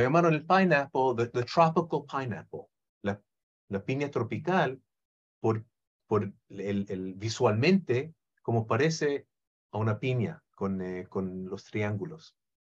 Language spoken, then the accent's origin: Spanish; Israel; Spanish is a second language; nací en Israel